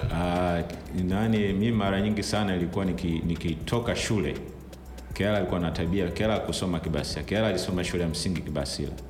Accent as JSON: {"language": "Swahili", "region": "Dar es Salaam", "country": "Tanzania", "tie": "born or raised there", "also_born_or_lived": "Ilala / Temeke", "said": "Nimezaliwa hospitali ya Mwimbili hapa Dar es Salaam"}